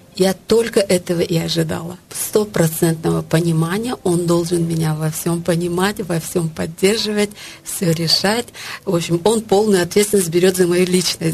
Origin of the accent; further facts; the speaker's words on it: Tajikistan; Это культура, в которой я выросла, в Средней Азии, в Таджикистане